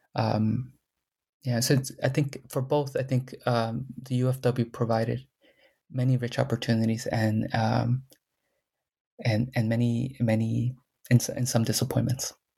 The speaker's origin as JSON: {"language": "English", "area": "Coachella Valley", "region": "California", "country": "United States", "tie": "born or raised there", "first_language": "Spanish", "second_language": "English", "said": "i grew up in public housing that they that farm workers and chicano chicana activists helped build"}